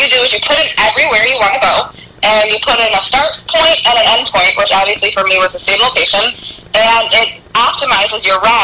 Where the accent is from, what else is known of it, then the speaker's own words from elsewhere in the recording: New York, United States; we're from New York